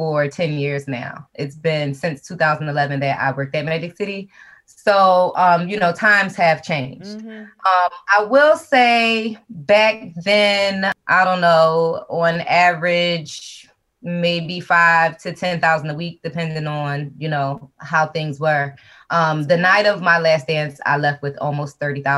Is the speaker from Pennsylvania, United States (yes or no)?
yes; Philadelphia, Pennsylvania, United States; I'm originally from Philadelphia